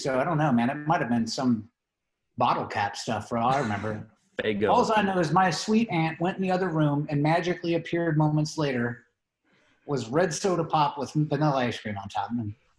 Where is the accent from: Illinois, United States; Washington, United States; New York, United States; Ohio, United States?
Ohio, United States; Cincinnati; moved away as an adult; also born or lived in San Antonio, Texas; now in Colorado, United States; I grew up in Cincinnati and graduated high school in 94. So do the math, right? I'm old.